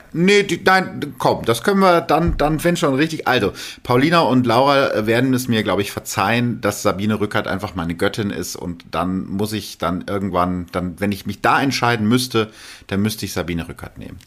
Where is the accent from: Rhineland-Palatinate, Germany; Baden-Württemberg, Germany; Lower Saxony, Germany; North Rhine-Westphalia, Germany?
North Rhine-Westphalia, Germany; bei uns in Ostwestfalen